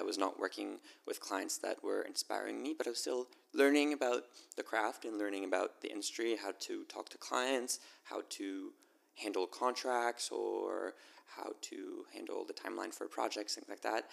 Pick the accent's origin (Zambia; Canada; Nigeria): Canada; Montreal, Quebec; Born and raised in Montreal.